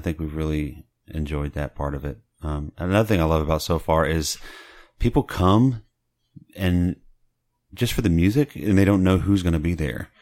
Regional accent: Beaumont, Texas, United States; now in Dallas, United States; I'm from Southeast Texas mm-hmm. and Beaumont

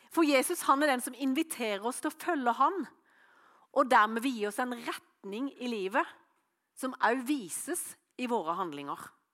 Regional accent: Norway; hjemme på Løvjemås

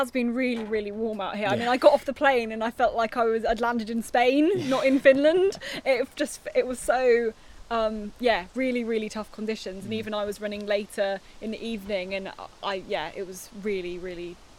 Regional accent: United Kingdom; as a Brit coming over here

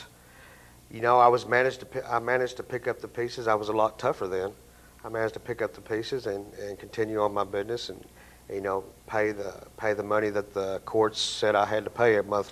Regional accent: Dalhart, Texas, United States; now in Abilene, United States; I'm originally from the up in the Panhandle, a little town called Dalhart, Texas, which is north of Amarillo

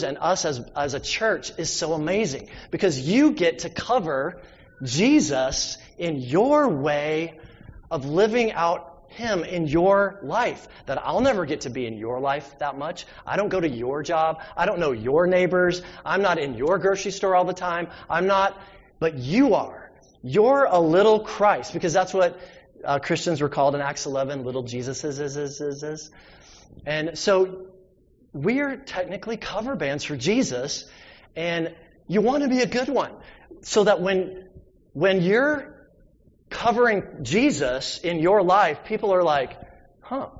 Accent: the South, United States; I'm from the South.

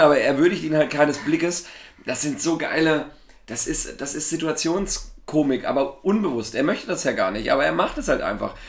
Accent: Thuringia, Germany; als Thüringer

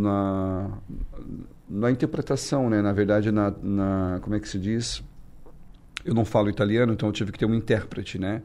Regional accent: Brazil; now in New York, United States; pude entrar como brasileiro

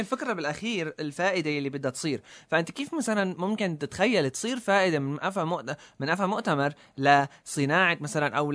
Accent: Syria; نحن عندنا بسوريا

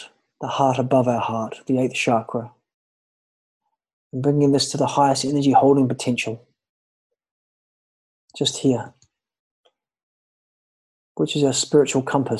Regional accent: New Zealand; moved away as an adult; also born or lived in Ibiza; now in Thailand; I'm from New Zealand. I've been away traveling

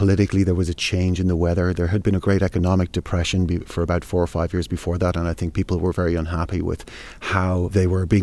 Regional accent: Ireland; moved away as an adult; now in Moscow, Russia; I'm Irish, and I've been living in Russia for about 13 years.

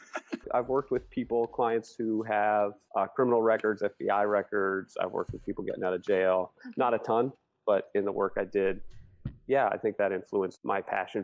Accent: Philadelphia, Pennsylvania, United States; moved away as an adult; also born or lived in Burlington, Vermont / Chile; now in Winooski, United States; I'm a Flatlander. I'm from Philly.

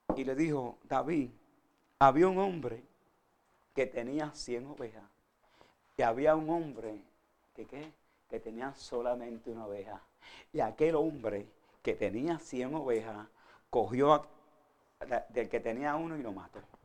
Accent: Vega Alta, Puerto Rico; Yo soy de Vega Alta, Puerto Rico

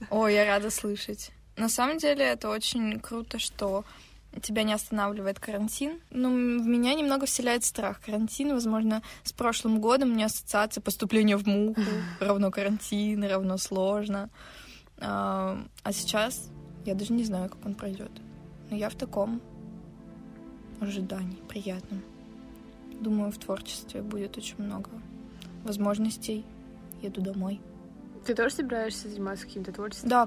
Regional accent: Siberia, Russia; с вами подкаст «Дневник Сибирячки». И это история обо мне. Месте, откуда я родом, холодной и душевной Сибири

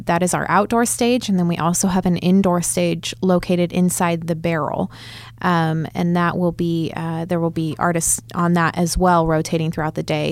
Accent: Chico, California, United States; moved away as an adult; now in Oklahoma City, United States; I'm from Northern California

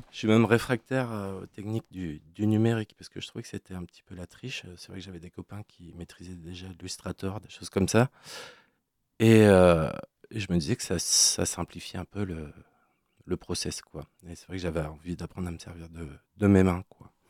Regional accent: Brest, Brittany, France; also born or lived in Quimper; rentrer chez moi à Brest

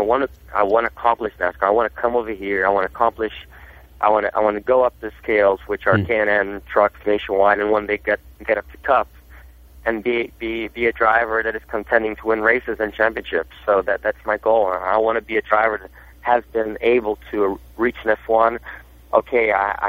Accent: Brazil; first language Portuguese; English is a second language; also born or lived in Germany; now in United States; I wasn't even born in Brazil, to be honest, I was born in Germany, but my culture is pretty Brazilian. I was brought up in Brazil from my

